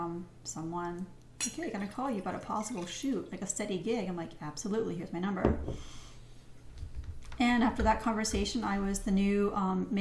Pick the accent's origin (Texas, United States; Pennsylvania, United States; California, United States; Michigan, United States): Pennsylvania, United States; Pittsburgh; I'm from Pittsburgh, so West Virginia is technically like 45 minutes, an hour away